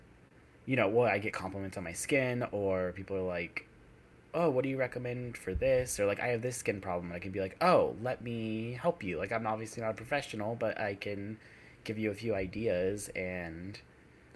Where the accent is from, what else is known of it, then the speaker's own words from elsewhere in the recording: Virginia, United States; I was born in Virginia, where it's, like, pretty cold winters